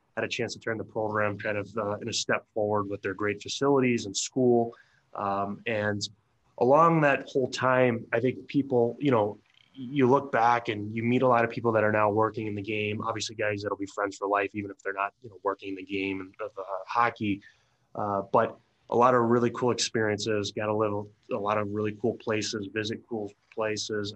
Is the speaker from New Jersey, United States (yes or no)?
yes; Bergen County, New Jersey, United States; I grew up in New Jersey, uh, in North Jersey. It was it's about uh, probably you know on, with traffic, forty five minutes from uh, New York City. Uh, Bergen County area